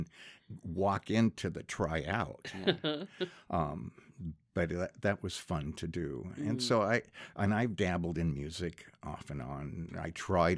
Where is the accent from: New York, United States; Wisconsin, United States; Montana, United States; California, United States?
Montana, United States; Great Falls; I grew up in Montana, Great Falls